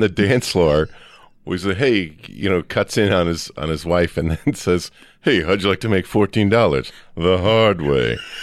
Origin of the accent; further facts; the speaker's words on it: Midwest, United States; I'm a kid from the Midwest